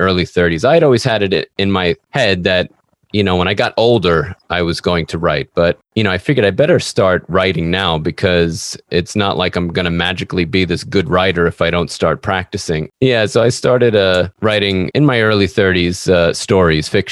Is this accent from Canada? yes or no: no; New York, United States; I'm an author from New York